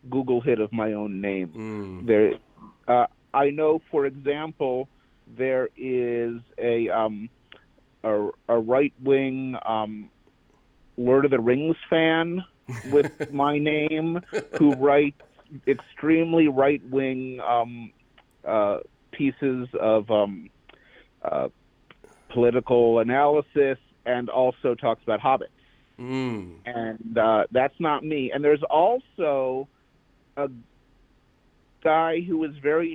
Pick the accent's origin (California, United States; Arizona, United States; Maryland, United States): Maryland, United States; Baltimore; Ira Glass and I are the same is that we're both from Baltimore